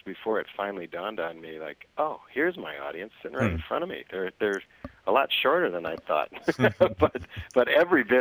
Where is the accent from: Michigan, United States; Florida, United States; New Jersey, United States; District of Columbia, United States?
Michigan, United States; moved away as an adult; now in New York, United States; I grew up in Michigan